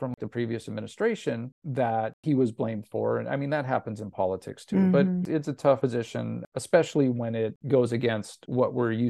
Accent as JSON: {"language": "English", "town": "Los Angeles", "region": "California", "country": "United States", "said": "He's at USC in Los Angeles, and I'm from Los Angeles."}